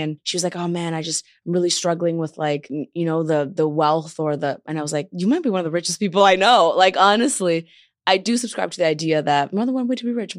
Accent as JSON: {"language": "English", "town": "Toronto", "region": "Ontario", "country": "Canada", "moved": "as an adult", "lives_now": "Los Angeles, United States", "said": "I'm from Toronto, I moved to L"}